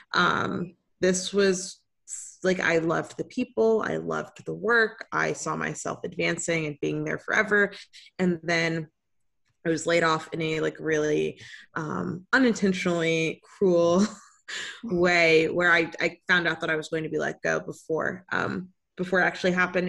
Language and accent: English; Tampa, Florida, United States; My family moved to the area when I was four years old